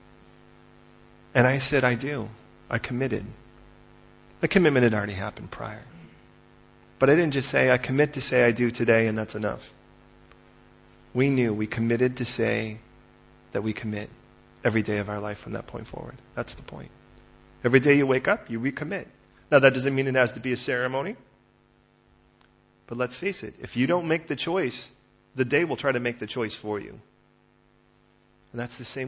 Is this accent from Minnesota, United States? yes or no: no; Chicago, Illinois, United States; moved away; I was raised in Chicago originally